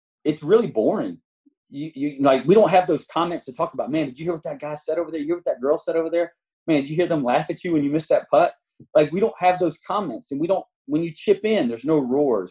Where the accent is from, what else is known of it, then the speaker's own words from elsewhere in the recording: the South, United States; We're from the South